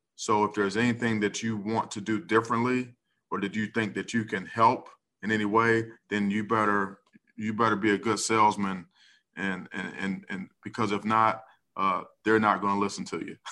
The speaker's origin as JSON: {"language": "English", "town": "Cleveland", "region": "Ohio", "country": "United States", "tie": "born or raised there", "said": "my hometown Brownies"}